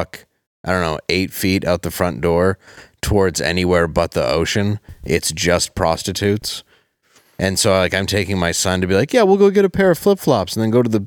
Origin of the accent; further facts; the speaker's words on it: Michigan, United States; the house I grew up in Michigan